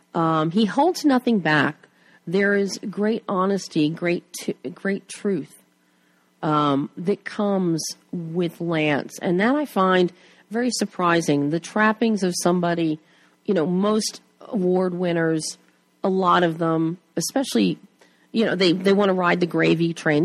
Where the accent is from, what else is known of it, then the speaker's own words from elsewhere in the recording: Plymouth Meeting, Pennsylvania, United States; now in Culver City, United States; born and bred in Plymouth Meeting, right outside Philly